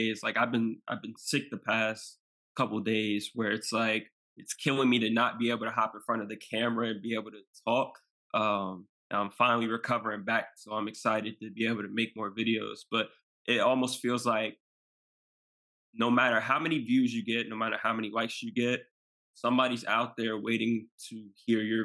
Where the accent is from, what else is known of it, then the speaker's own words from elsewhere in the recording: Maryland, United States; I'm from Maryland